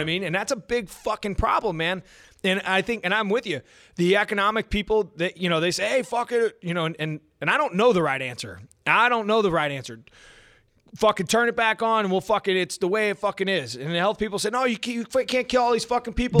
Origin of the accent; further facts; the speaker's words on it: United States; as American people